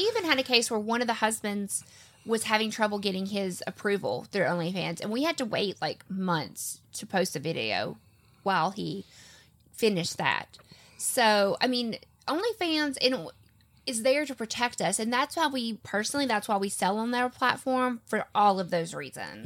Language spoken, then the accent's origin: English; the South, United States; I'm from the South